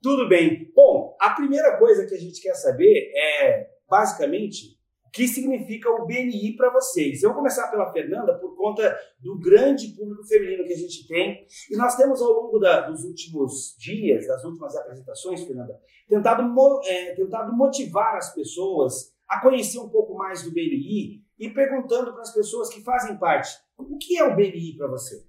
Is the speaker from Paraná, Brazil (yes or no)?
yes; Ivaiporã, Paraná, Brazil; now in Ponta Grossa, Brazil; lá em Vaiporã, de onde eu venho